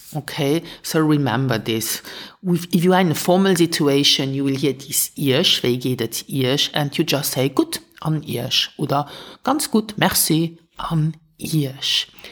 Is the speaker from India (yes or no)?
no; Luxembourg; first language Luxembourgish; English is a second language; teaching my mother tongue since 2012